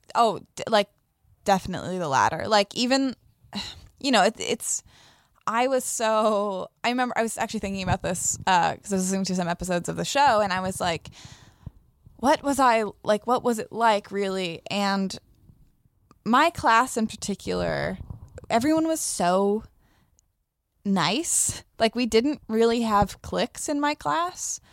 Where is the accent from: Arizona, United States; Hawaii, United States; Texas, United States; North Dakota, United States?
Arizona, United States; Sedona; moved away as an adult; also born or lived in Tucson; now in Los Angeles, United States; I grew up in Sedona